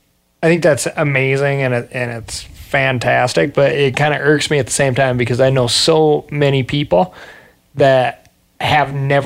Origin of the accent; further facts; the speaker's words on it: Montana, United States; I grew up in Montana, bumbling around the woods.